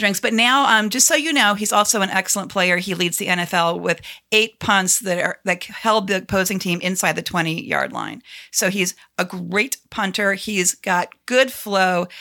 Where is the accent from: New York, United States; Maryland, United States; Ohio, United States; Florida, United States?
Ohio, United States; Cleveland; now in Washington, D.C., United States; my hometown team